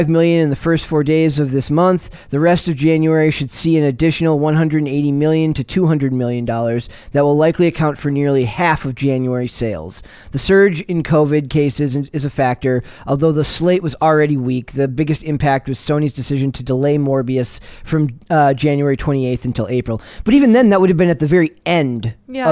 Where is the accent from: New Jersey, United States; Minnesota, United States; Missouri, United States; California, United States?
Minnesota, United States; moved away as an adult; now in East Coast, United States; my job as a lifelong Minnesota resident